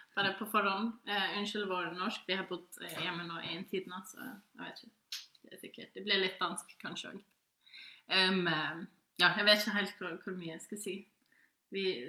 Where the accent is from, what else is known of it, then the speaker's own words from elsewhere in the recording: Faroe Islands; Norwegian is a second language; also born or lived in Norway; Vi er fra Færøyene